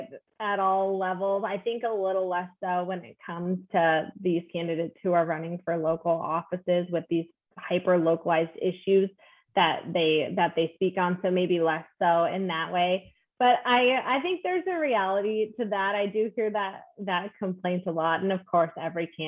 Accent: Alaska, United States; now in Washington, United States; I'm from Alaska

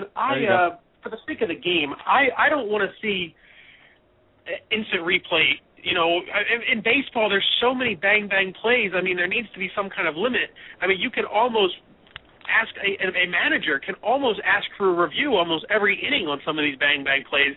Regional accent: Millville, New Jersey, United States; here in Millville, New Jersey, my hometown

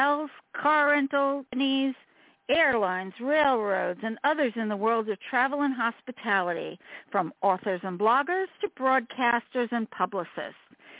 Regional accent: New York, United States; as a New Yorker

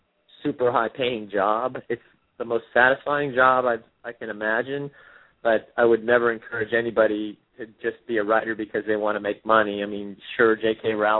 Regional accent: East Coast, United States; now in California, United States; I mean, I grew up on the East Coast, so I knew the East Coast. We live in California now.

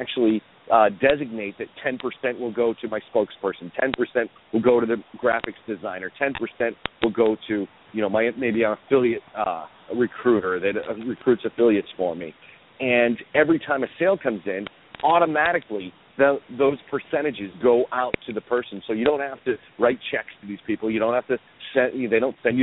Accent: Boston, Massachusetts, United States; When I was growing up in Boston, Todd Gross was my weatherman

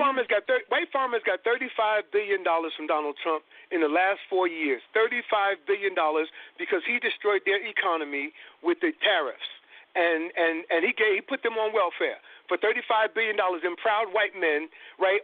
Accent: New York, United States; I'm from New York too.

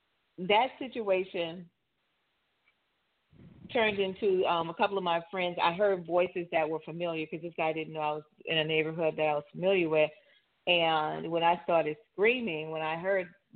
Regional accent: New Orleans, Louisiana, United States; my hometown, New Orleans

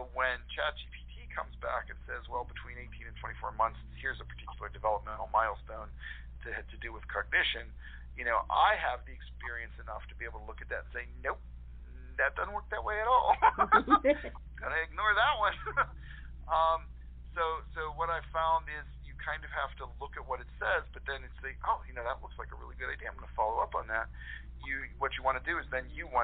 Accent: Latrobe, Pennsylvania, United States; born or raised there

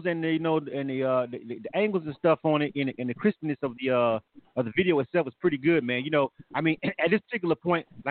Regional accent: Panama City, Florida, United States; moved away as an adult; now in Atlanta, United States; I'm born and raised in Panama City. So that's my hometown

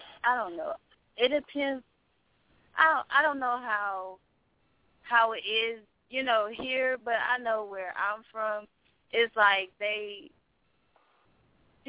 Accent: Wilmington, North Carolina, United States; moved away; I'm from North Carolina, in Wilmington, North Carolina

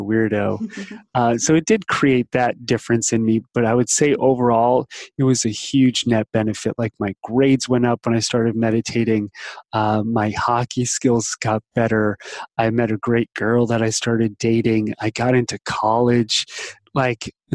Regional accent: New Jersey, United States; I grew up in New Jersey on the East Coast outside of New York City.

